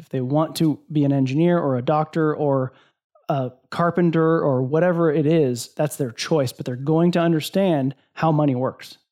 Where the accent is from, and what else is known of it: Iowa, United States; born or raised there